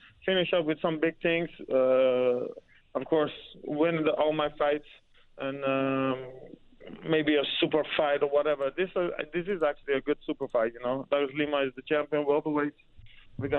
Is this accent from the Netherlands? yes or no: yes; Netherlands; English is a second language; also born or lived in Iran; From age of 8, we moved to Holland from Iran. And life was okay, normal. Just grew up with my family.